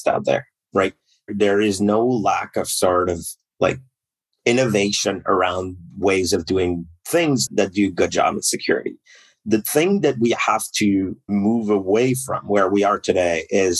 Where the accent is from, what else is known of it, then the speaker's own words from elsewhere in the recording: Canada; I'm Canadian, so I started in the equivalent of the NSA up here in Canada